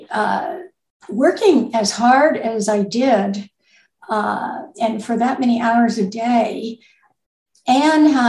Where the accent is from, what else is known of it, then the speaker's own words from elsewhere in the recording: United States; moved away as an adult; also born or lived in Connecticut; now in Kentucky, United States; I'm actually originally from New York and Connecticut